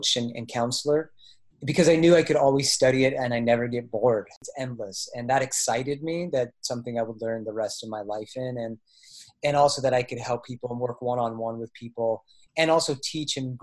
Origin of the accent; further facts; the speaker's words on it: Bay Area, California, United States; also born or lived in Oregon / Colorado; now in Asheville, United States; I'm from the Bay Area in California. My family still lives there